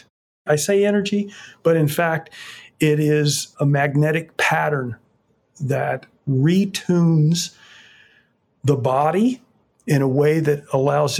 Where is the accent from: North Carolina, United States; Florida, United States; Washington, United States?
Florida, United States; Fort Myers; moved away; I grew up in Fort Myers